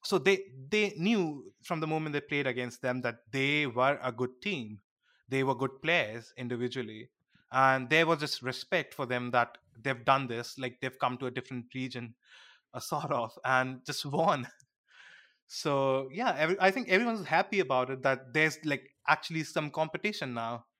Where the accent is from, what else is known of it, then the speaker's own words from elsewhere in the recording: India; being an Indian